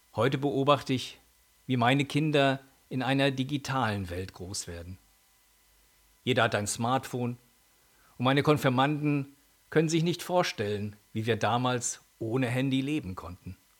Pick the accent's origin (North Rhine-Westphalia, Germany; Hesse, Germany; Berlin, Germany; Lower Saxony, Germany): Lower Saxony, Germany; Holzminden; meine Heimatstadt Holzminden